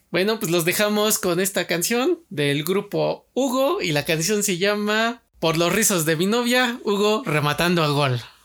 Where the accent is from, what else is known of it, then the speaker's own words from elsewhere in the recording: Mexico; como mexicano